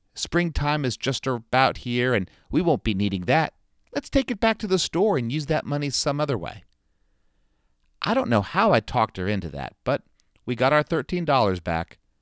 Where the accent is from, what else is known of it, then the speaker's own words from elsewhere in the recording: South Florida, United States; now in North Carolina, United States; growing up in South Florida